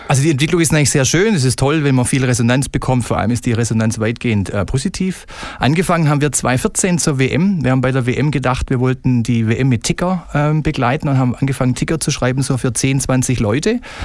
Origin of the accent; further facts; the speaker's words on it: Stuttgart, Baden-Württemberg, Germany; Ich bin ähm, sozusagen mit dem Brustring geboren worden in Bad Cannstatt